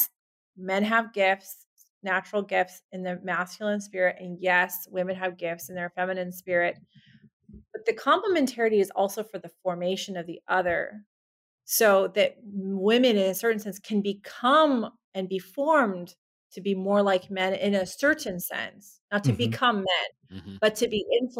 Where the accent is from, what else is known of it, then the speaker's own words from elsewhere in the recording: Southern California, United States; I grew up in Southern California